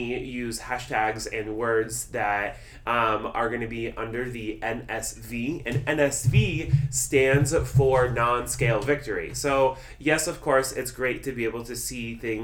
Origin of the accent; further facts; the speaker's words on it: Nebraska, United States; I was born in Nebraska. I'm a thick, corn-fed Midwestern boy.